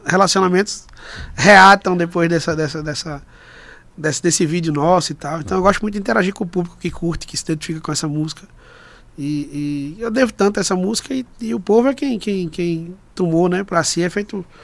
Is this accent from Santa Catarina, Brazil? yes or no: no; Recife, Pernambuco, Brazil; Eu sou de Recife, sou natural de Recife. É, é, é com muito orgulho, Recife me abraça demais, moro lá hoje.